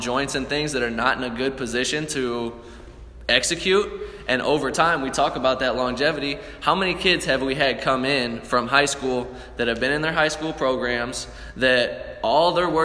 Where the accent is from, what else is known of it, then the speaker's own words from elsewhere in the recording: St. Louis, Missouri, United States; We're from St. Louis. We're from the show me state